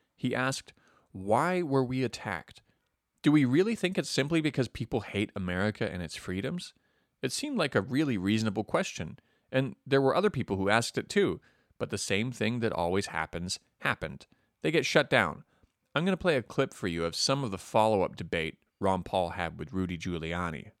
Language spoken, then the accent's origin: English; Canada; moved away; Even as a Canadian